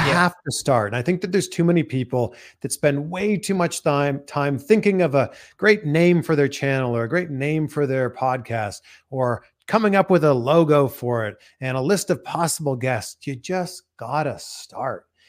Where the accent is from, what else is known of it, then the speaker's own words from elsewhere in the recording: Canada; accent: Canadian English; now in United States; I live in America, but I'm Canadian. All I can speak is Canadian